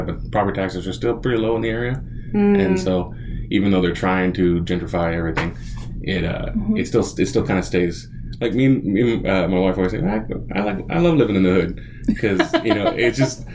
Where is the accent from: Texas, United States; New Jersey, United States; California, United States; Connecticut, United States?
Texas, United States; Houston; That is correct. Cool. Born and raised.